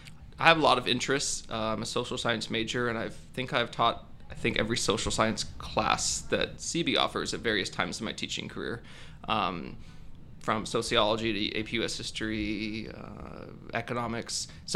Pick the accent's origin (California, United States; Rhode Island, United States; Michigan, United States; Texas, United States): California, United States; also born or lived in Farmington, New Mexico / Maryland; I was born in New Mexico. Farmington, New Mexico, lived there for a few years. Lived in Maryland for some years. I lived in Northern California, went to high school here at Bella Vista during my formative years